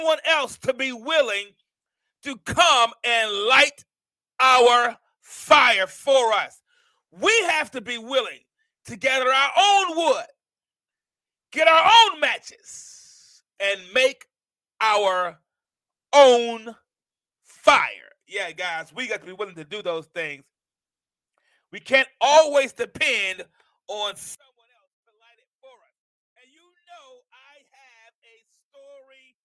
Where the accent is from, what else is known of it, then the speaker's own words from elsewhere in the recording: Mount Vernon, New York, United States; now in Alabama, United States; I'm from Mount Vernon, New York